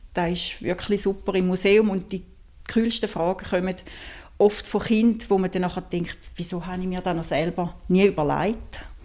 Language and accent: German; St. Gallen, Switzerland; Ich komme aus St. Gallen